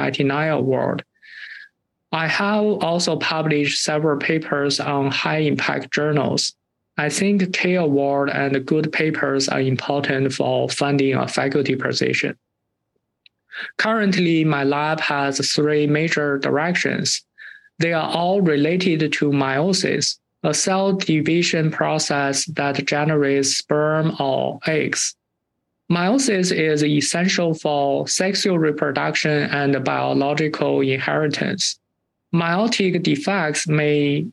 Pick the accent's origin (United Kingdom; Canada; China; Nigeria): China; moved away as an adult; now in Illinois, United States; I grew up in China